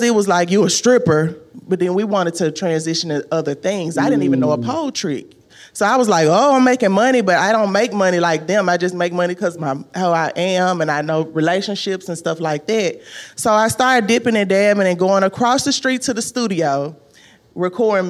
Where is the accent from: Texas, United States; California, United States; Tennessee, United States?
Tennessee, United States; Memphis; moved away; also born or lived in Miami; I'm from Memphis